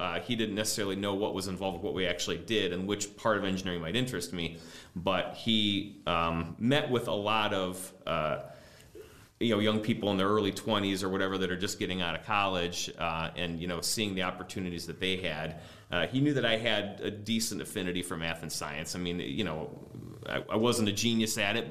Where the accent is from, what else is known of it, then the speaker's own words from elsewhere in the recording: Lakewood, Ohio, United States; I grew up in Lakewood